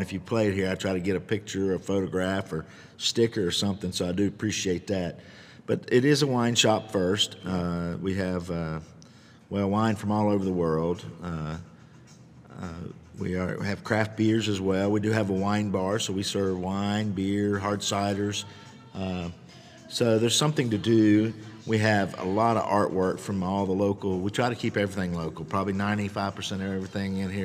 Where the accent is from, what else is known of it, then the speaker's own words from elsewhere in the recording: Charlotte, North Carolina, United States; also born or lived in West Virginia; I'm from West Virginia, but I grew up in Charlotte.